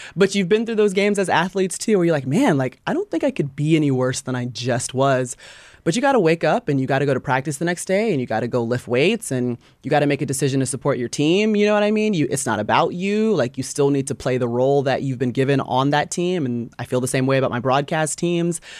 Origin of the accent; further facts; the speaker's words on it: Atlanta, Georgia, United States; I grew up in Atlanta area